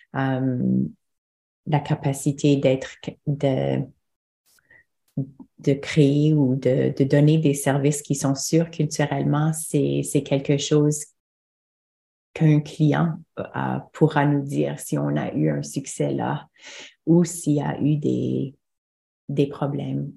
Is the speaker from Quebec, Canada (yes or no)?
no; Manitoba, Canada; moved away as an adult; now in Ontario, Canada; je venais du Manitoba